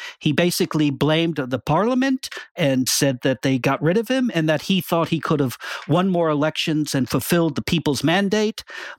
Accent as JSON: {"language": "English", "country": "United States", "moved": "as an adult", "lives_now": "London, United Kingdom", "said": "I'm sort of the dumb American at this show."}